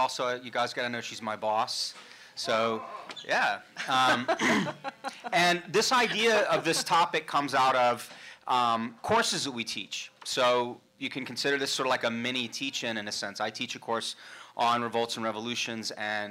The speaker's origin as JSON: {"language": "English", "town": "Atlanta", "region": "Georgia", "country": "United States", "tie": "born or raised there", "moved": "as an adult", "lives_now": "Cleveland, United States", "said": "in my hometown of Atlanta"}